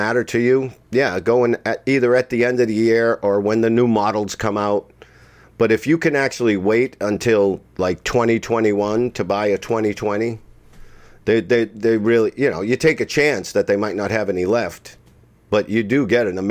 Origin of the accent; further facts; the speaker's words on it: Boston, Massachusetts, United States; moved away as an adult; I'm from Boston.